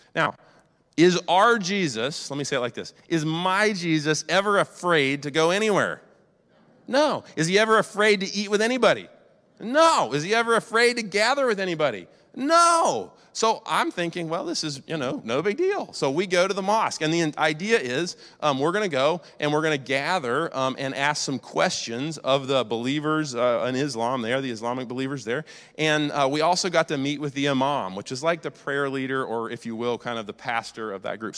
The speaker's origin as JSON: {"language": "English", "country": "United States", "said": "I'm an American. And I'm a patriotic American."}